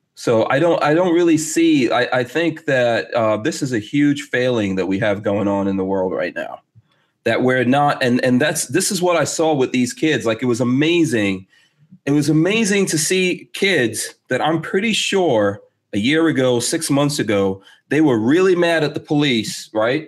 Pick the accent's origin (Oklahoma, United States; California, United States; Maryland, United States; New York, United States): New York, United States; New York City; moved away as an adult; now in Gainesville, United States; I'm from Far Rockaway, New York